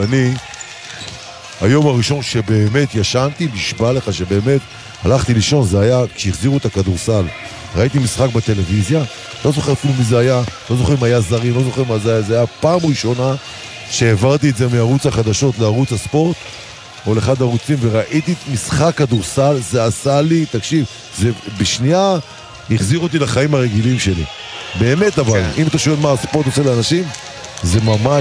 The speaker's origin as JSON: {"language": "Hebrew", "town": "Sderot", "region": "Southern District", "country": "Israel", "tie": "born or raised there", "moved": "yes", "lives_now": "Tel Aviv, Israel", "said": "אני יליד העיר שדרות"}